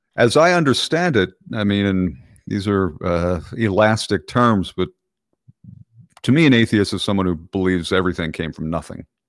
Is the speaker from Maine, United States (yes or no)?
no; Clifton Heights, Pennsylvania, United States; West Brook Park is the neighborhood in Clifton Heights that I grew up